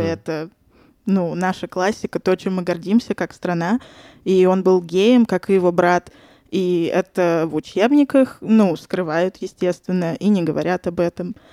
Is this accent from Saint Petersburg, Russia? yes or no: yes; Saint Petersburg, Russia; moved away as an adult; now in Moscow, Russia; я родилась и выросла в Санкт-Петербурге, недавно переехала в Москву